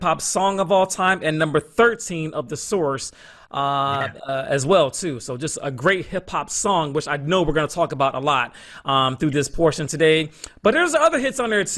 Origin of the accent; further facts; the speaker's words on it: Atlanta, Georgia, United States; I am virtually live from Woodbridge Park in Atlanta, Georgia, my hometown